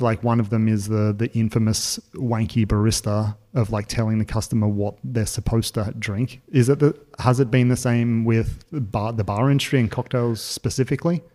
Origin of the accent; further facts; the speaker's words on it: Australia; now in Berlin, Germany; being an Australian